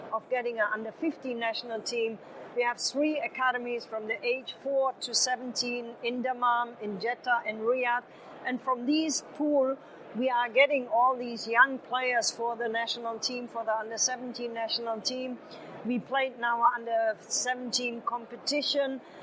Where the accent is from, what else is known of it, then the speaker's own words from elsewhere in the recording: Germany; moved away as an adult; now in Saudi Arabia; I'm from Germany